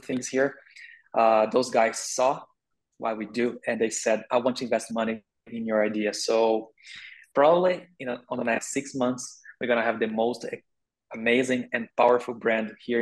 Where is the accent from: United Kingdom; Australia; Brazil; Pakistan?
Brazil; English is a second language; also born or lived in Canada; I am from Brazil and the Portuguese is our official language here